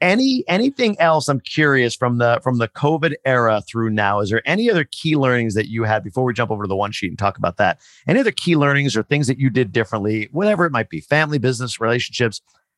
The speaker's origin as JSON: {"language": "English", "area": "near Cooperstown", "region": "New York", "country": "United States", "tie": "born or raised there", "said": "I grew up near Cooperstown."}